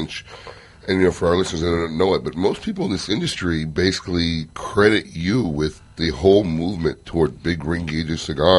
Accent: Chicago, Illinois, United States; now in Florida, United States; I grew up in Chicago.

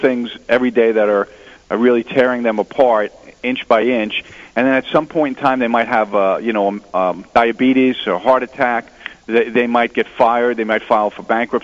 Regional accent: New Jersey, United States; I'm from New Jersey

